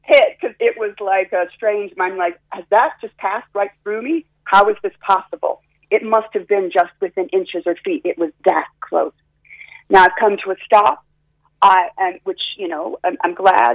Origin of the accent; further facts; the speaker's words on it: Florida, United States; also born or lived in California; now in Cork, Ireland; I was born in Florida, but then I lived in California